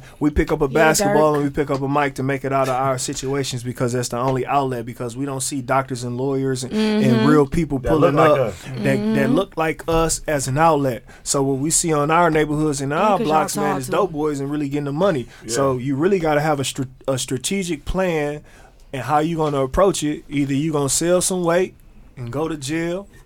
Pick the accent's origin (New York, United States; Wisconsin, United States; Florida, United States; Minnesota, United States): Wisconsin, United States; Milwaukee; I'm from Milwaukee